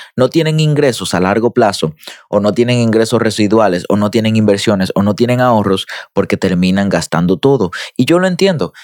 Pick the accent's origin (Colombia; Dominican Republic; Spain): Dominican Republic; yo soy dominicano